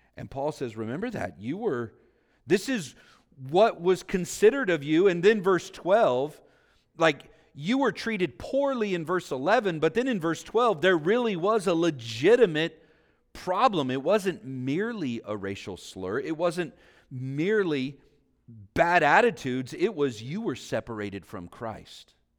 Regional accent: Vallejo, California, United States; being back home here, living near where I grew up in Vallejo

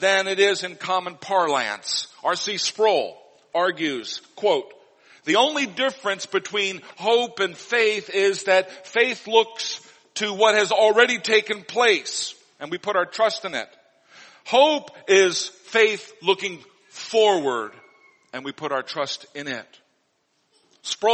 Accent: Missouri, United States; when I was growing up in Missouri

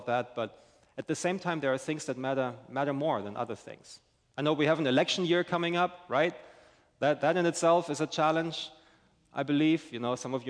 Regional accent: Germany; now in St. Augustine, United States; I'm originally from Germany

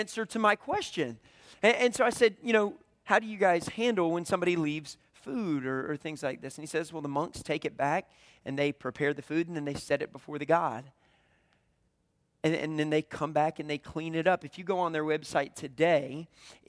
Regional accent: the Bible Belt, United States; I grew up in the Bible Belt

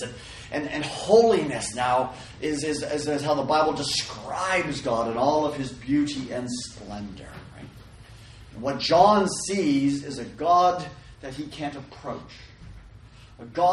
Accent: Canada; now in California, United States; I grew up in Canada

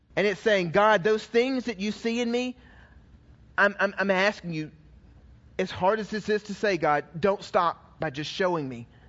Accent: Georgia, United States; I was raised in the South, I was raised in Georgia

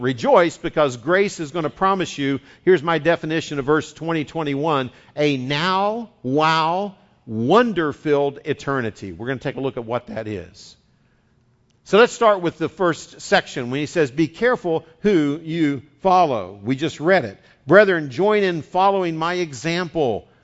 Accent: West Virginia, United States; accent: West Virginian; now in California, United States; I'm bilingual. I speak West Virginian and Californian

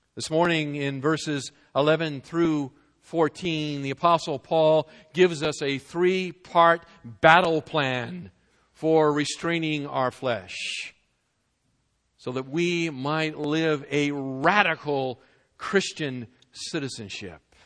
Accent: New England, United States; moved away; I was from New England

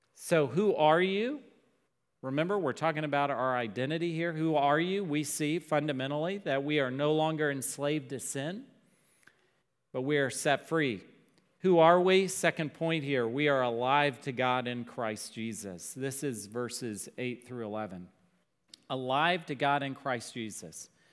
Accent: Dallas, Texas, United States; growing up in Dallas

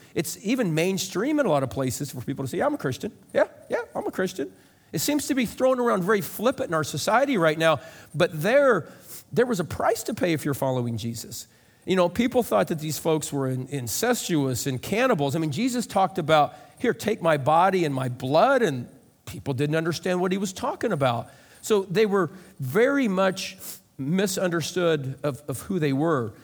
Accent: Lovington, Illinois, United States; I grew up in Lovington

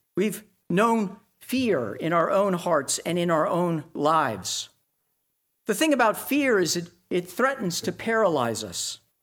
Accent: Dallas, Texas, United States; moved away; I grew up in Tornado Alley in Dallas

